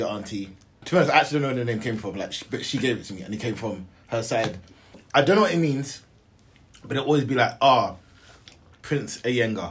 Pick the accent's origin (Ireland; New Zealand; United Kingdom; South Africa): United Kingdom; London; I'm from East, innit?